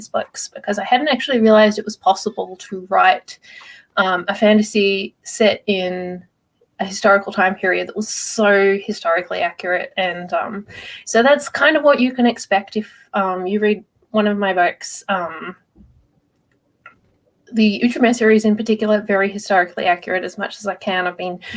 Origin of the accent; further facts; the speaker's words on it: Australia; I'm from Australia, so it's first thing in the morning for me.